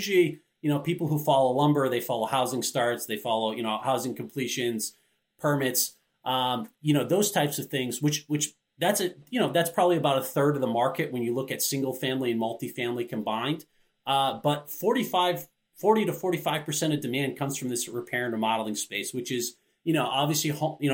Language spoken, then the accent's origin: English; Maine, United States; I grew up in Maine